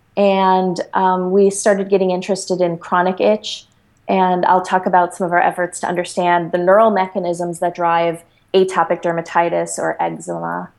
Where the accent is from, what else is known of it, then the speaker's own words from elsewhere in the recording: Chicago, Illinois, United States; I grew up in Chicago in the inner city and went to public school.